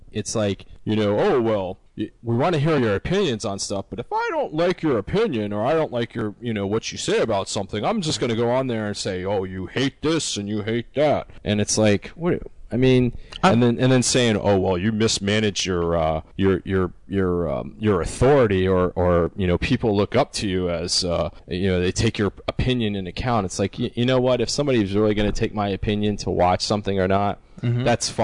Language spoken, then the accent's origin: English; Canada; it might be because I'm younger than you guys, and I'm idealistic and I'm Canadian, and there you go.